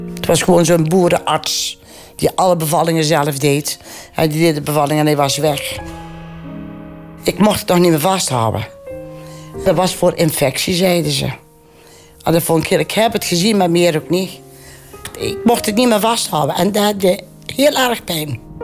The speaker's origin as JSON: {"language": "Dutch", "town": "Venhorst", "region": "North Brabant", "country": "Netherlands", "tie": "born or raised there", "also_born_or_lived": "Erp", "said": "Ik ben in Venhorst geboren. Een klein boerenlandje, dorpje denk ik toen 3000 inwoners."}